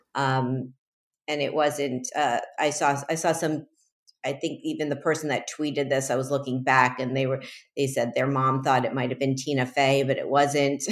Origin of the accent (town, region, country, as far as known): Miami, Florida, United States; born or raised there; also born or lived in Chicago; now in New York City, United States